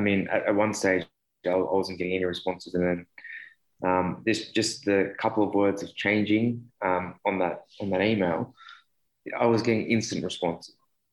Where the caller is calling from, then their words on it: Sydney, New South Wales, Australia; I'm from Sydney, Australia